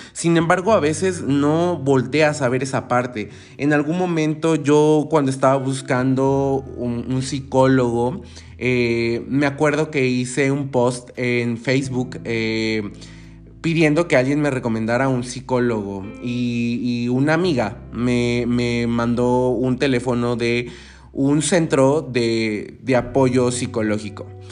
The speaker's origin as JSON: {"language": "Spanish", "country": "Mexico", "said": "te lo digo como mexicano"}